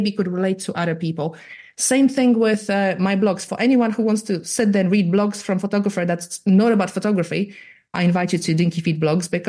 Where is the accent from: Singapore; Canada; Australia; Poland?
Poland; accent: weird Irish American; now in United Kingdom; I'm from Eastern Europe